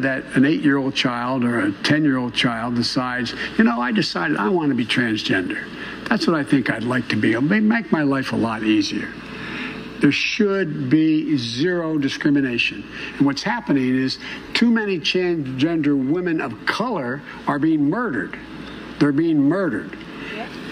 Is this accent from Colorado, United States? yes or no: no; Claymont, Delaware, United States; also born or lived in Scranton, Pennsylvania; As a kid, I moved from Scranton, where there were no African Americans, and moved down to Claymont, Delaware